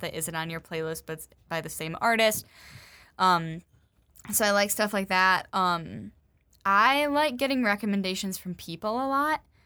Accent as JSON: {"language": "English", "town": "Grand Rapids", "region": "Michigan", "country": "United States", "said": "I'm from the Grand Rapids area"}